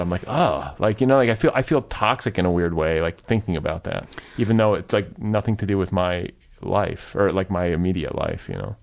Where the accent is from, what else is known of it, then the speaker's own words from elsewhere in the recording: Cedarburg, Wisconsin, United States; also born or lived in Milwaukee / Indiana; now in Los Angeles, United States; I grew up in Cedarburg